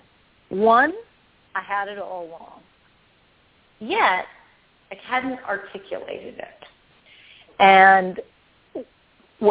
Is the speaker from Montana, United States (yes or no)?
no; Arlington, Virginia, United States; I grew up outside Washington, D.C.